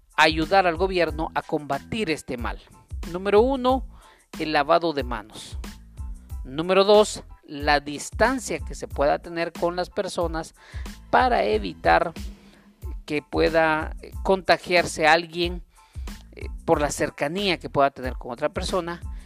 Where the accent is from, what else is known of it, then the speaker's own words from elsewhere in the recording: Guatemala; como guatemaltecos